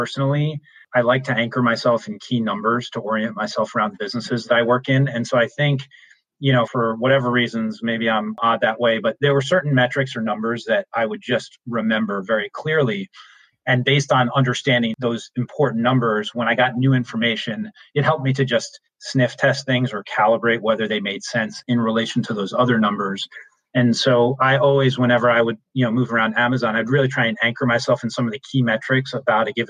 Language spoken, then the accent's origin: English; New York, United States; I'm originally from New York